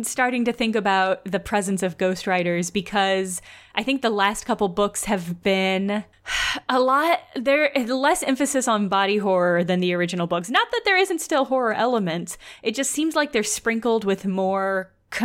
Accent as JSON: {"language": "English", "region": "rural Illinois", "country": "United States", "said": "we're from Illinois."}